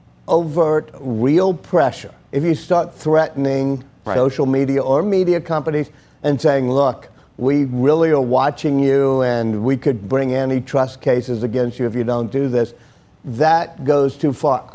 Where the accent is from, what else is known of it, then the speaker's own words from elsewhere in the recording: Louisiana, United States; moved away; my home state of Louisiana